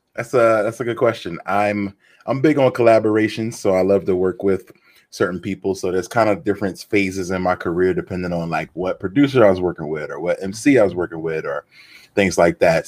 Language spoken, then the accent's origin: English; Philadelphia, Pennsylvania, United States; growing up in Philly